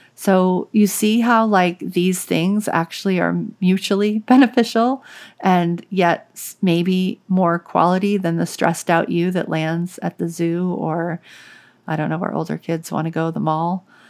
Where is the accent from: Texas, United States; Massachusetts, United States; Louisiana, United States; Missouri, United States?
Louisiana, United States; New Orleans; I grew up in New Orleans, and so it was, like, the South